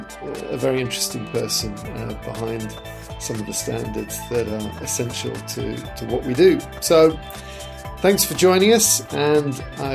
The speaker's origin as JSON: {"language": "English", "region": "England", "country": "United Kingdom", "tie": "born or raised there", "moved": "yes", "lives_now": "United States", "said": "I grew up in England, and so I kind of got to see America from afar. Even though I was born in America"}